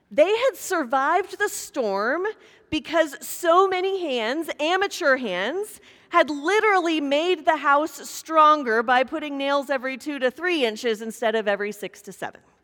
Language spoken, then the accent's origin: English; Kansas, United States; moved away; grew up in Kansas, and years ago, a tornado came through my hometown